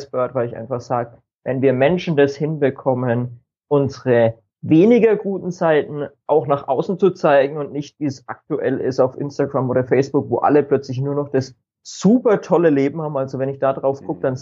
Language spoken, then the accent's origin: German; Bavaria, Germany; ich ja, komme aus dem schönen Frankeland in Deutschland, also äh, Norden von Bayern